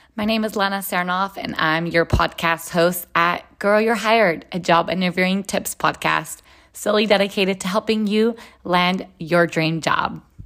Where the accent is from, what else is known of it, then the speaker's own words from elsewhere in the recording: Israel; moved away as an adult; now in United States; I am originally from Israel. I was born and raised there and then lived in the United States for the last 16 years.